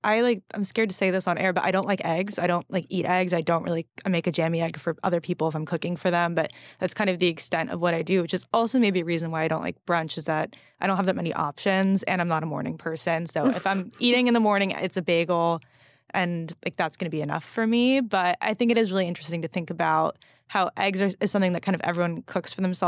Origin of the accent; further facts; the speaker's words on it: California, United States; I think like growing up in California, being so spoiled by produce